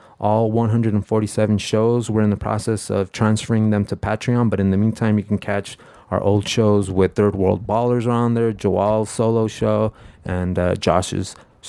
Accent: Bell, California, United States; Out of this little backyard in Bell, of all places, you know.

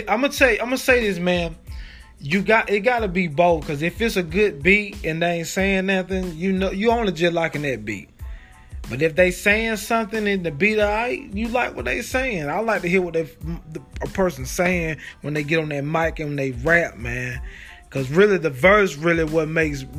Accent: Crawfordville, Georgia, United States; Crawfordville, my hometown

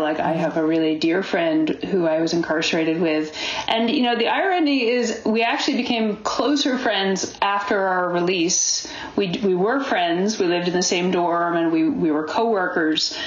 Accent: Boston, Massachusetts, United States; also born or lived in California / Ohio / New York; now in Berkeley, United States; I was raised back east in New England

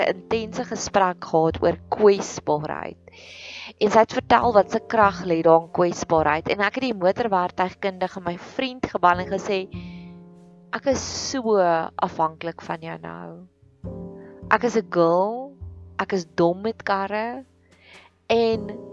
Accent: South Africa

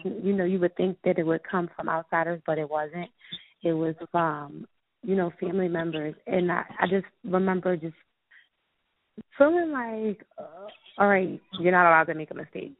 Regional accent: Philadelphia, Pennsylvania, United States; I'm from West Philadelphia, born and raised

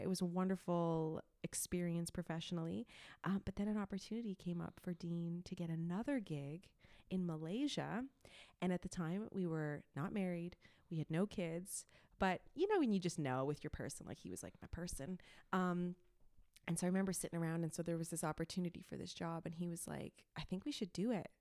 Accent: Montreal, Quebec, Canada; first language English; moved away as an adult; also born or lived in Toronto; I am from a suburb in Montreal, but I usually just say Montreal 'cause that's easier.

